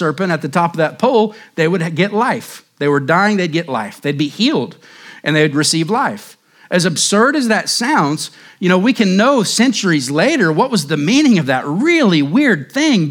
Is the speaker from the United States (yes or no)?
yes; Cherokee County and Mayes County, Oklahoma, United States; now in Surprise, United States; growing up in Cherokee County and Mace County, different places in Oklahoma